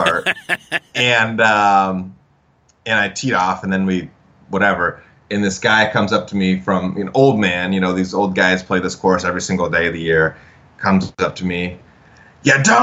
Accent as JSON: {"language": "English", "region": "Idaho", "country": "United States", "tie": "born or raised there", "said": "I grew up in Idaho. When I was first learning to play golf, I was in Idaho"}